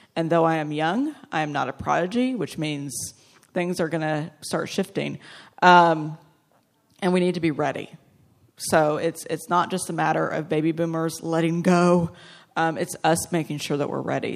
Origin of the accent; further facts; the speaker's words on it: Texas, United States; my home state next year, Austin, which is three hours from Dallas